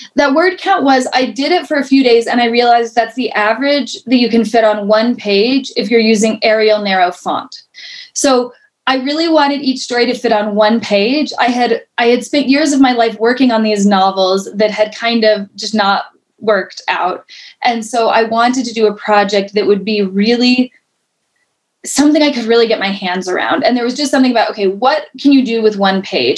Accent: Colorado, United States; moved away as an adult; now in New York City, United States; I was born and raised in Colorado

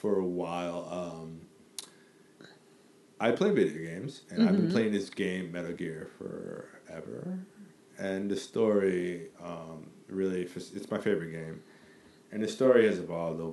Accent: New York, United States; being a New Yorker

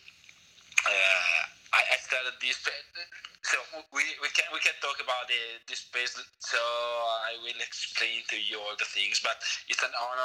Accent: northern Italy, Italy; English is a second language; moved away as an adult; now in Madrid, Spain; I'm from Italy, from the northern part of Italy, but I live in Madrid, Spain.

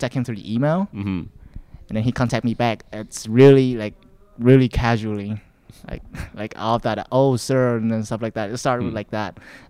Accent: Vietnam; now in Canada; back in my place, like people used it. Yeah, Vietnam.

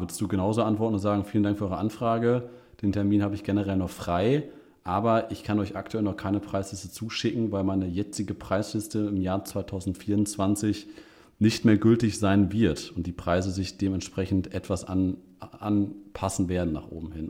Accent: Münster, North Rhine-Westphalia, Germany; ich als Münsteraner

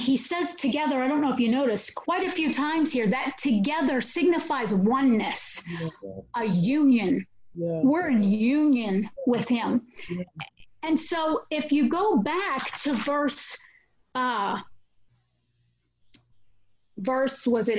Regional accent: New Orleans, Louisiana, United States; I'm from New Orleans

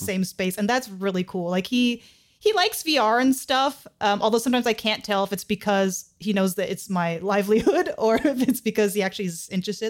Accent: California, United States; I was born and raised in California

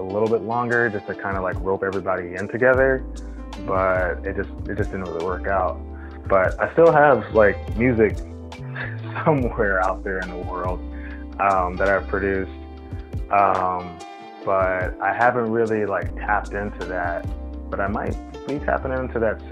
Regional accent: California, United States; as a Californian

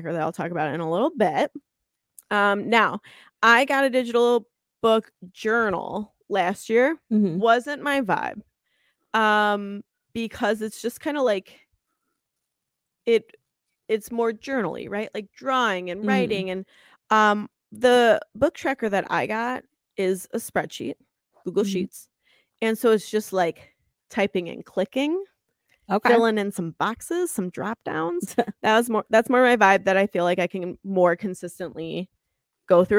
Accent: United States; I'm American

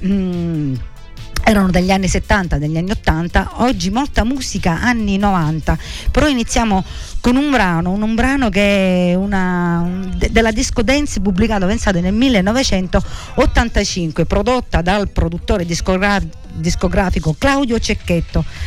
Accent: Sicily, Italy; il nostro dialetto siciliano.

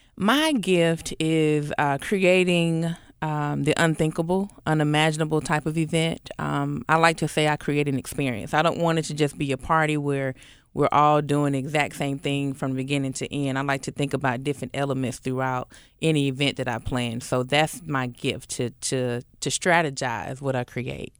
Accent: Atlanta, Georgia, United States; moved away as an adult; also born or lived in College Park, Georgia; now in Memphis, United States; moved over to Southwest Atlanta

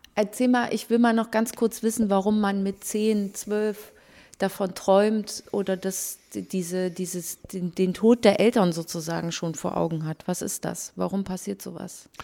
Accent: Germany; bei uns in Deutschland

